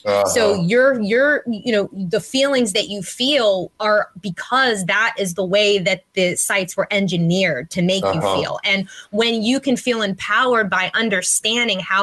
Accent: Pittsburgh, Pennsylvania, United States; I'm from Pittsburgh, so we love our sports here

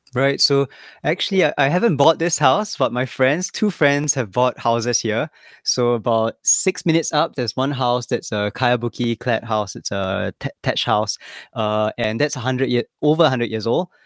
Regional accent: Singapore; moved away as an adult; also born or lived in Tokyo, Japan / Kyoto, Japan; now in Ryujin, Japan; I came to Japan ten years ago, so I'm Singaporean.

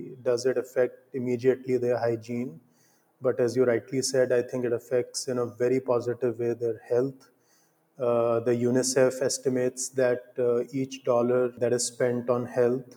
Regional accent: India; growing up in India and living in India

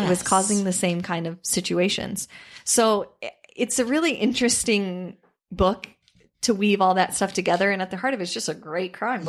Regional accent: Iowa, United States; growing up in Iowa, farming is not an easy profession.

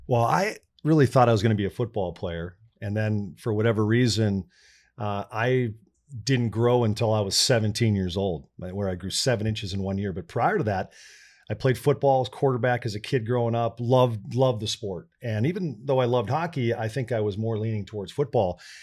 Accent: North St. Paul, Minnesota, United States; moved away; growing up in North Saint Paul

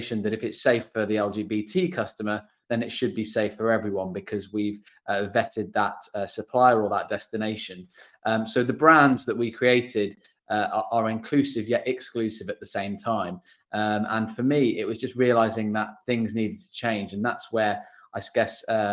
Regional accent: United Kingdom; as a Brit myself

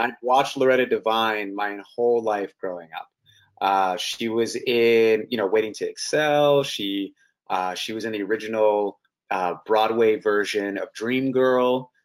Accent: Canada; also born or lived in Toronto / Vancouver

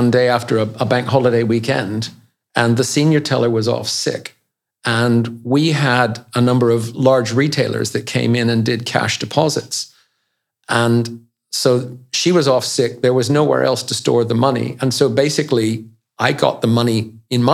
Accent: Canada; also born or lived in Switzerland; now in United Kingdom; I grew up in Canada

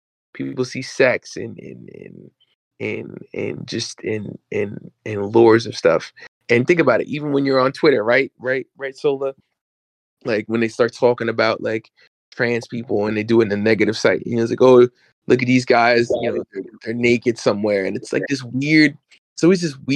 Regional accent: New York, United States; where I grew up in New York, people used to say I sound white

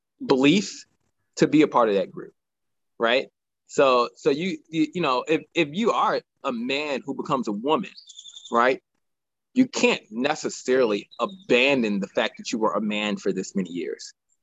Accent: United States; and we're both American.

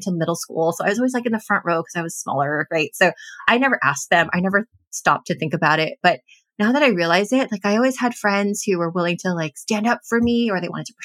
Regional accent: Los Angeles, California, United States; now in Bay Area, United States; I grew up in the Los Angeles area in a predominantly Latino community

